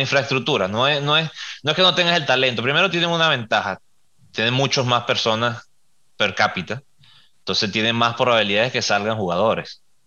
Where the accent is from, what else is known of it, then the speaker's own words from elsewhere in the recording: Venezuela; nosotros somos eh, venezolanos